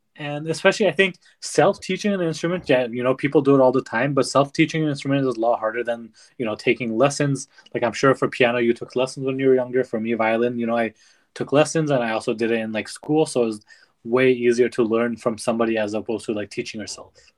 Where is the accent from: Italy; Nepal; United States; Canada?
Nepal; growing up in Nepal, where art isn't really looked upon